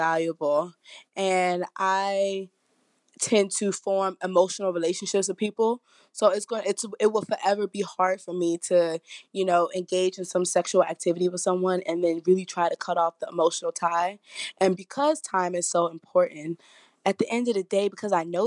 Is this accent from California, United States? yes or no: no; Washington, District of Columbia, United States; I'm from Washington, D.C.